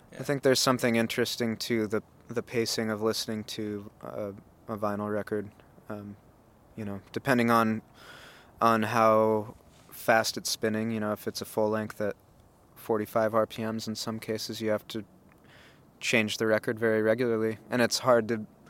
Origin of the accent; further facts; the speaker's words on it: United States; moved away; being an American